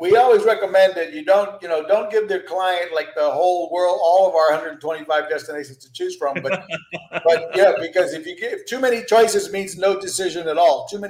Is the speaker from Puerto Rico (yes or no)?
yes; San Juan, Puerto Rico; also born or lived in Texas; paper route in San Juan, Puerto Rico, where I grew up. I'm originally from Texas, Mexican descendants, but my family moved to Puerto Rico